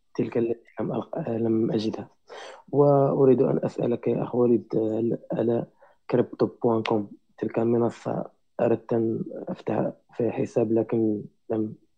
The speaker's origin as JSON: {"language": "Arabic", "country": "Morocco", "said": "انا مغربي"}